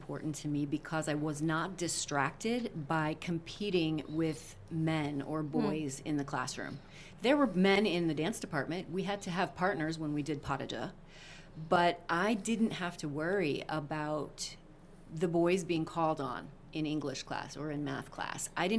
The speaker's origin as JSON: {"language": "English", "region": "Missouri", "country": "United States", "tie": "born or raised there", "said": "And part of growing up in Missouri, because we often had floods, was when we used to do sandbagging."}